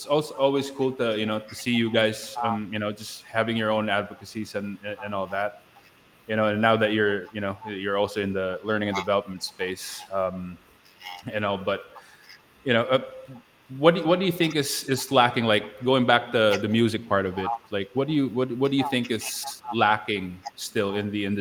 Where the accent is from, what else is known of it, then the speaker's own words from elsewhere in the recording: Pampanga, Central Luzon, Philippines; family's over here in my hometown